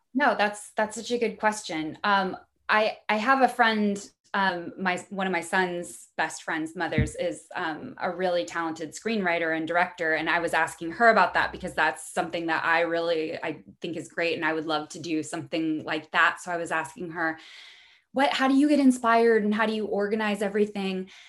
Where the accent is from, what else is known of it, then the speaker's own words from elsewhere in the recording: Missouri, United States; also born or lived in Brooklyn; now in Los Angeles, United States; I'm from Missouri originally. I grew up in a in a really small town